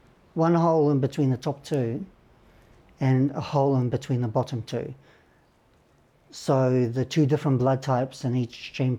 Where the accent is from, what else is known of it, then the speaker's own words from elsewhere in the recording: Russia; I realised as a kid, growing up in Russia, that there was something not right with me, with my health.